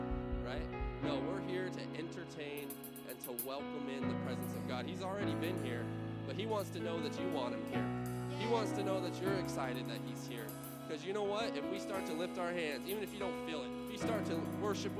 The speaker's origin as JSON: {"language": "English", "region": "California", "country": "United States", "moved": "yes", "said": "California because it's still burning out there. It's my home state"}